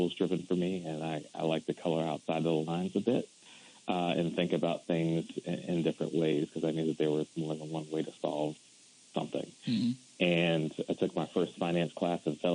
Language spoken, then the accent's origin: English; Silver Spring, Maryland, United States; I'm from the Washington, D.C. area. I grew up in Silver Spring, Maryland